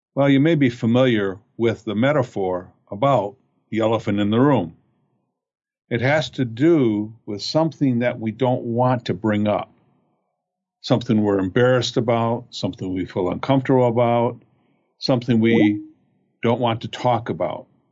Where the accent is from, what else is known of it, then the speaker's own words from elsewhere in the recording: Fraser, Michigan, United States; I grew up in Fraser, Michigan